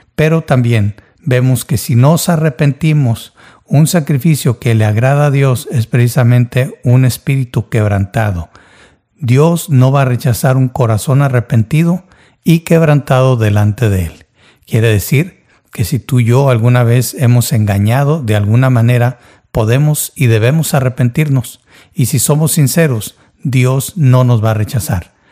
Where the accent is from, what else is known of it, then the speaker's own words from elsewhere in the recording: Mexico; Yo nací y crecí en México